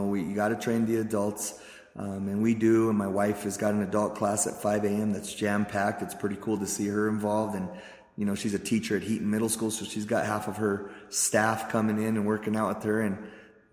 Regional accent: Pueblo, Colorado, United States; I was born in Pueblo's East Side, okay, which is a rough part of town for those of you that don't know. I was poor, grew up poor, went to East High School

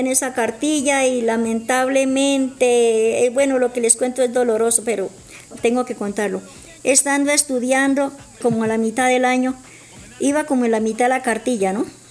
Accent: Florián, Santander, Colombia; nací en, la, en, Santander, la belleza Santander, me crecí en Florian.

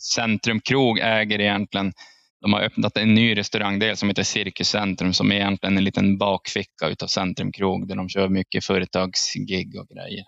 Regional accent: Piteå, Norrbotten County, Sweden; jag är från Piteå

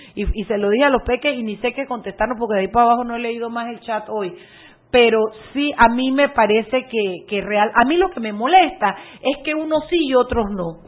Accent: Panama; los panameños

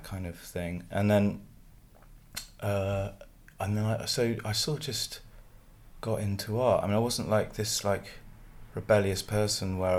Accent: Stroud, South West England, United Kingdom; I grew up in Stroud, in Gloucestershire

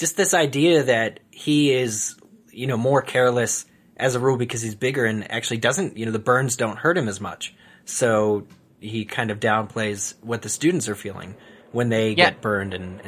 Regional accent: East Coast, United States; moved away; sorry, I'm from the East Coast originally. We say waft.

